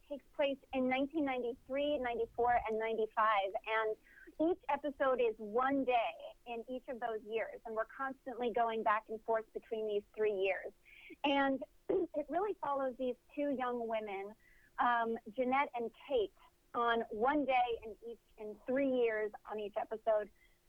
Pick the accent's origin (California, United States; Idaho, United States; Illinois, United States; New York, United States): New York, United States; Stony Brook; moved away; I had a beautiful childhood growing up in Stony Brook. I love Long Island.